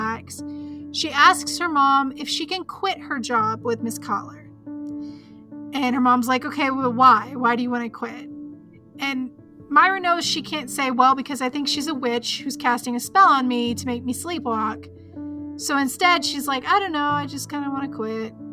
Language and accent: English; the South, United States; I am from the South.